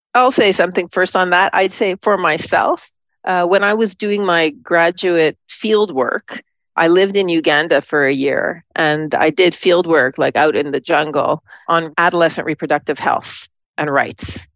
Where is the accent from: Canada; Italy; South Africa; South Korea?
Canada; Montreal, Quebec; moved away as an adult; also born or lived in Toronto / New York City; I grew up in Montreal